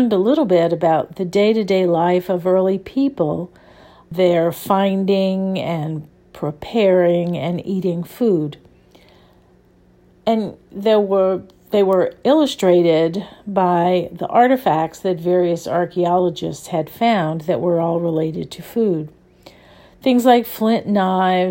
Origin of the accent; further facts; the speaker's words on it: New Orleans, Louisiana, United States; I grew up in New Orleans, where there is a very, very strong food culture.